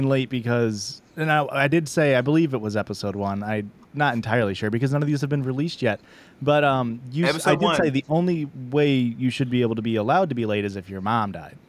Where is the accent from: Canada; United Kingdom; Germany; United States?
United States; Midwest; I'm from the Midwest.